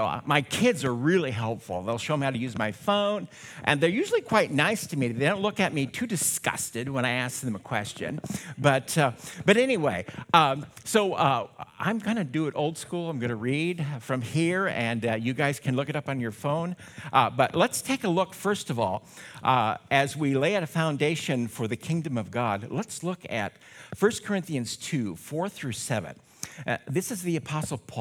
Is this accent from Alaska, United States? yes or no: no; Mason City, Iowa, United States; I was born in Mason City, St. Joseph Mercy Hospital back in the day